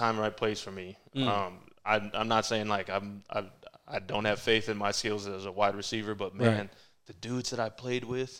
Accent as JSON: {"language": "English", "town": "Boulder", "region": "Colorado", "country": "United States", "tie": "born or raised there", "also_born_or_lived": "Nebraska", "moved": "yes", "said": "being born and raised in Boulder"}